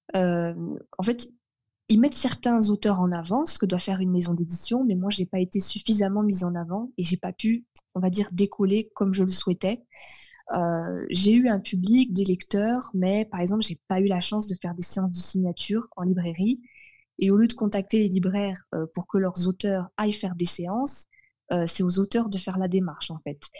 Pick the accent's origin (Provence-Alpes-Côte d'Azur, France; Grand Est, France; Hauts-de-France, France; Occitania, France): Occitania, France; Carcassonne; also born or lived in Fontainebleau / Melun; j'ai déménagé dans le sud en 98, donc j'avais 5 ans et demi. Et auparavant, je vivais dans le nord de la France. je vivais à Melun